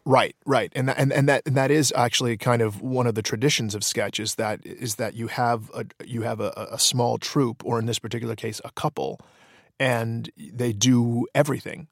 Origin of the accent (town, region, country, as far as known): Detroit, Michigan, United States; born or raised there